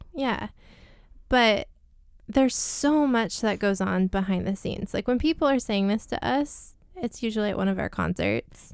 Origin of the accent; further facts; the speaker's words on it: Layton, Utah, United States; I grew up, I was born and raised in Layton